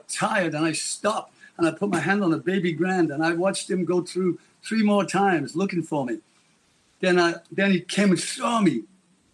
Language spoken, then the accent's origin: English; Liverpool, North West England, United Kingdom; I'm a kid from Liverpool